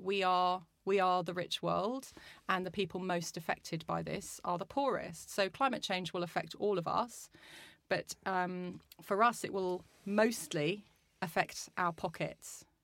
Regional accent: Brazil; also born or lived in Australia

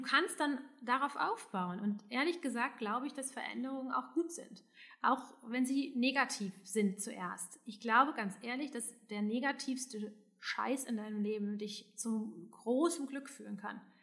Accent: Hesse, Germany; now in Düsseldorf, Germany; also ich bin ja aus Hessen

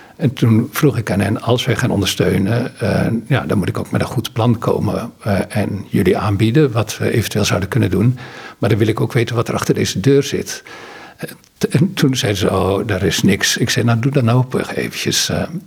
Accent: Netherlands; moved away as an adult; also born or lived in Ghana; als Nederlander

